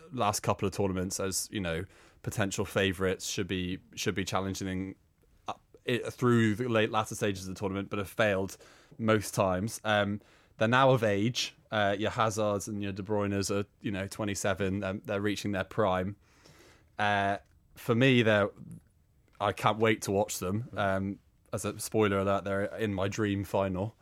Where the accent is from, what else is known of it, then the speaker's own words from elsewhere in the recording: Northern Ireland, United Kingdom; growing up in Northern Ireland